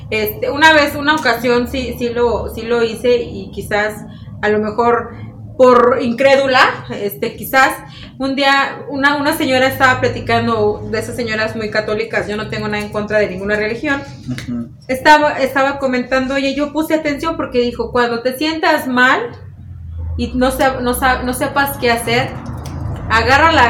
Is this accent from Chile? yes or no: no; Mexico; qué tan extrañas y qué, tan, fuertes somos los mexicanos.